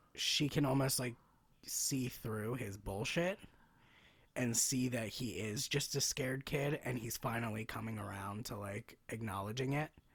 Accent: United States; part of being an American is being told, like, you can be whatever you wanna be

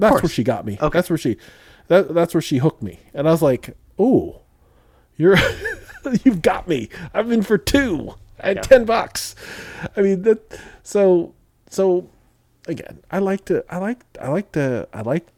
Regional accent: Midwest, United States; I grew up in the Midwest

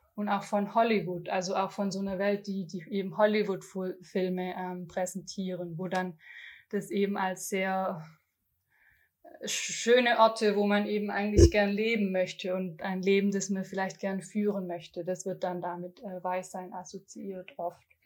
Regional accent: Germany; ich bin äh, weiße Deutsche, in Deutschland geboren

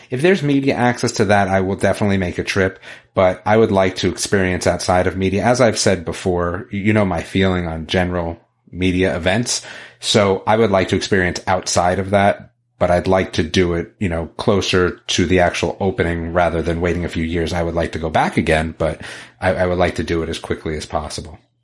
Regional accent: Northern New Jersey, United States; now in North Carolina, United States; I was from Northern Jersey, outside of the city

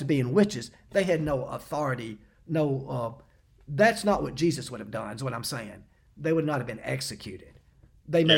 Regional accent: Knoxville, Tennessee, United States; moved away; I was actually back in Knoxville. I'd come back home uh, to visit my parents

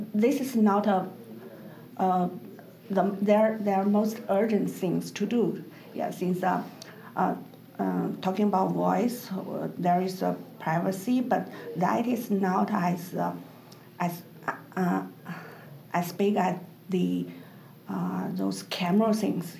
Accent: China; I'm from China, and I'm the uh, founder and chief editor

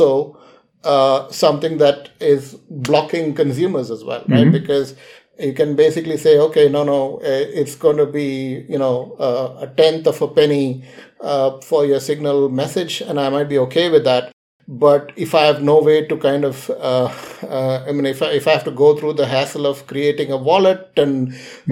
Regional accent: India; I'm an Indian

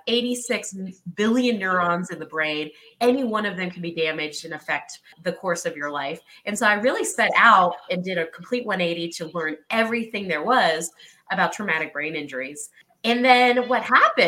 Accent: the South, United States; moved away as an adult; also born or lived in New York City, United States; now in Colorado, United States; I grew up in the South

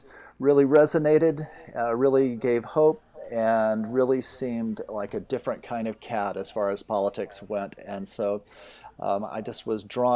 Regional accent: Texas, United States; moved away as an adult; now in California, United States; I grew up in Texas, and hit the road for California back in the mid late 80s

